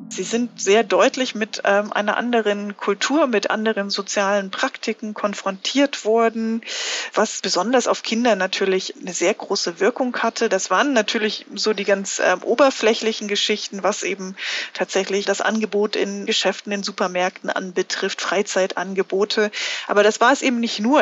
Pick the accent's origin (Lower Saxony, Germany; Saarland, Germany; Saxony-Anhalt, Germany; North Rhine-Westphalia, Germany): Saxony-Anhalt, Germany; Wittenberg; moved away as an adult; also born or lived in Minsk, Belarus / Freiburg; in meiner Heimatstadt Wittenberg